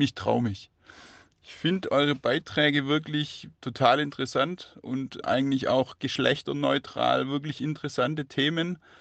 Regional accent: Swabia, Baden-Württemberg, Germany; als Schwabe

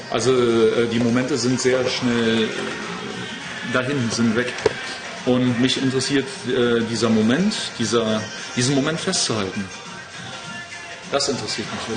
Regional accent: Berlin, Germany; Ich bin in Berlin groß geworden im Tiergarten

